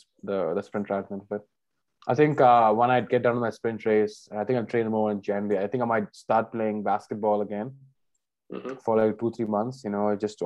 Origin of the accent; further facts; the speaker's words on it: India; we're both Indian